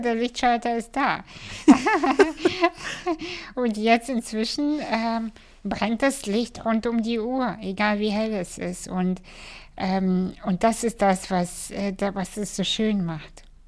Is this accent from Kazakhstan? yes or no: yes; Kazakhstan; moved away; in Kasachstan geboren